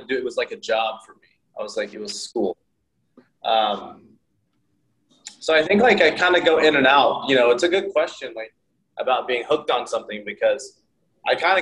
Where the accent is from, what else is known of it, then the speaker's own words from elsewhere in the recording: Oklahoma, United States; moved away as an adult; also born or lived in South Korea / San Francisco; now in New York, United States; I grew up in Oklahoma